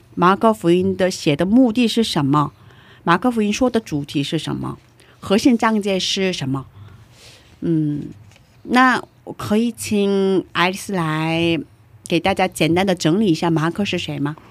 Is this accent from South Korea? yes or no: yes; South Korea; Chinese is a second language; moved away; 我一个不会说中文，呃， 会说中文，可是中文表达有限的韩国人